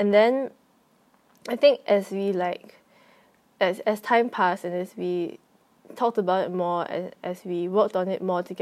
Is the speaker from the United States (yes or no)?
no; Singapore; now in Thailand; I am a Singaporean, but I'm currently more or less living in Thailand.